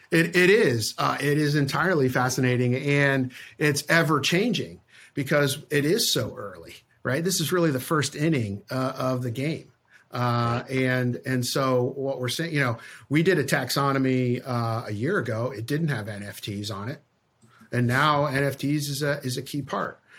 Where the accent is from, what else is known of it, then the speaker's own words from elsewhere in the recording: Connecticut, United States; I grew up in Connecticut, out of, out of New York.